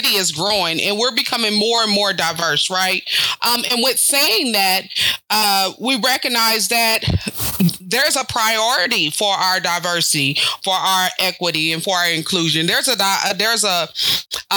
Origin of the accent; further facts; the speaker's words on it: Topeka, Kansas, United States; I grew up here in Topeka, Kansas. My family moved here approximately, I was like fourth grade